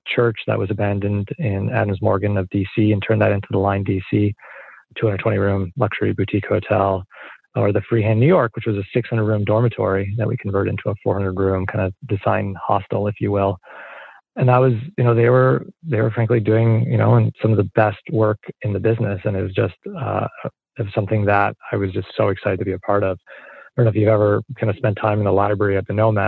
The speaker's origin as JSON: {"language": "English", "town": "Montreal", "region": "Quebec", "country": "Canada", "also_born_or_lived": "London, Ontario", "moved": "yes", "said": "I'm originally Canadian from Montreal"}